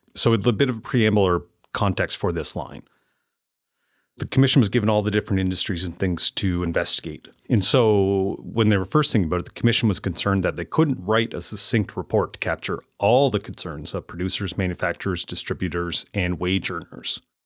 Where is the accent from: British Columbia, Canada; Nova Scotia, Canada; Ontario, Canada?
Nova Scotia, Canada; Amherst; moved away as an adult; growing up and then moving back to Amherst, Nova Scotia, where I currently run my business and live with my family.